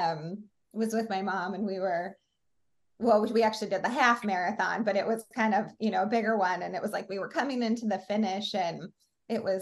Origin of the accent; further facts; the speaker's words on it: Oregon, United States; now in MatSu Valley, Alaska, United States; I grew up in Oregon.